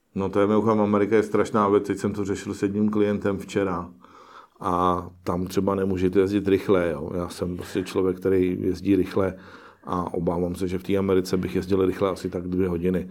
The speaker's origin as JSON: {"language": "Czech", "region": "Prague", "country": "Czechia", "said": "sám jsem Pražák"}